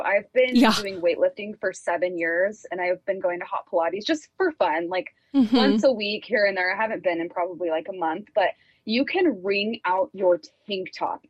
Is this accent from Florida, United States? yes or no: no; Colorado, United States; moved away as an adult; now in Utah, United States; I'm from Colorado. I've lived in Utah for, like, 3 years